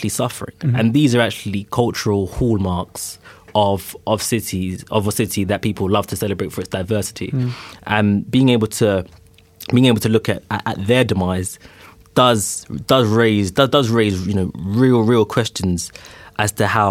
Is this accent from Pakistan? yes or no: no; London, United Kingdom; I grew up in North London